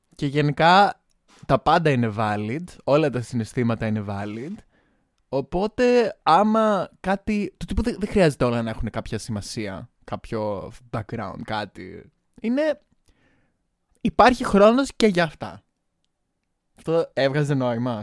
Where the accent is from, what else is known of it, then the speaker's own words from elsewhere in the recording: Crete, Greece; now in Baden-Württemberg, Germany; Είμαι η γνωστή drag queen από την Κρήτη